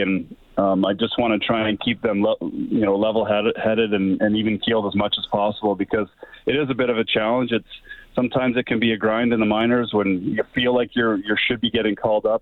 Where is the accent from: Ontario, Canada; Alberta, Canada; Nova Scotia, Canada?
Alberta, Canada; Camrose; growing up in Camrose